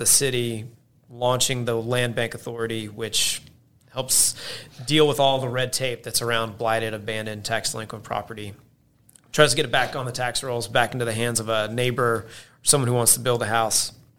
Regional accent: Hoover, Alabama, United States; So yeah, I'm from Birmingham. Yep. Grew up in Hoover.

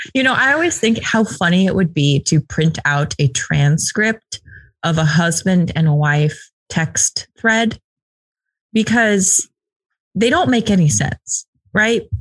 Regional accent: the West, United States; I'm from the West

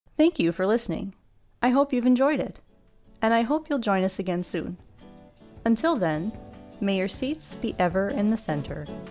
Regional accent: United States; an American

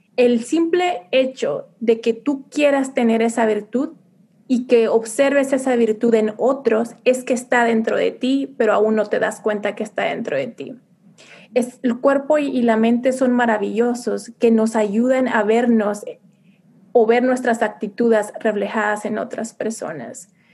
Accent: Mexico; first language Spanish; now in United States; siendo mujer latina viviendo en Estados Unidos, realmente me siento muy orgullosa de mis raíces, de mis costumbres, de mi gastronomía mexicana

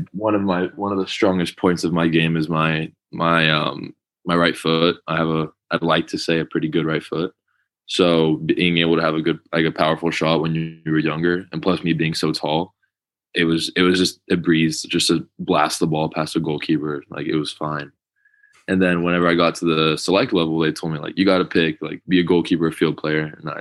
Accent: Austin, Texas, United States; moved away as an adult; now in Madrid, Spain; So I moved to Texas from Madrid when I was nine months old.

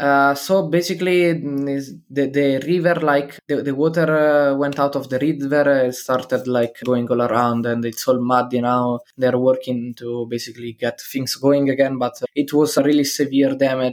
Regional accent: Italy; I'm from Italy and I'm 18.

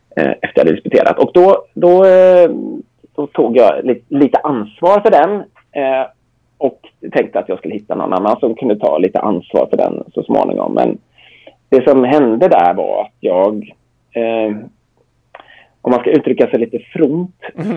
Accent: Gothenburg, Västra Götaland, Sweden; jag är uppvuxen i Göteborg sedan 12 års ålder

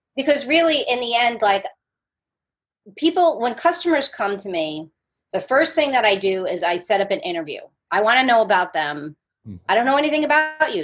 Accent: New Jersey, United States; moved away as an adult; also born or lived in Brooklyn, New York; now in Charleston, United States; I grew up as a Jersey girl

